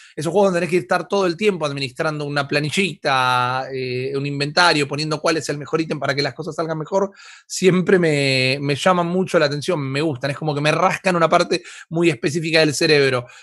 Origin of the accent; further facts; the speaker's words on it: Argentina; nosotros como argentinos